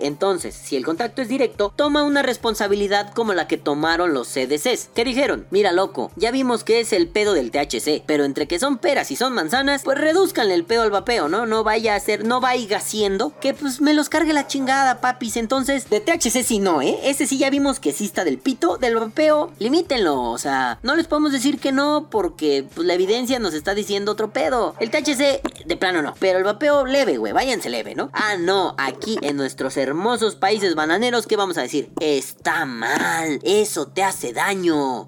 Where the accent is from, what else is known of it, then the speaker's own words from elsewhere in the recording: Mexico; Los mexicanos